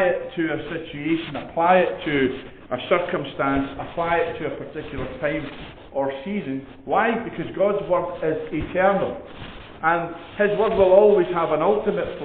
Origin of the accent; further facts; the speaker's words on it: Edinburgh, Scotland, United Kingdom; I was born in Edinburgh, I'm from Edinburgh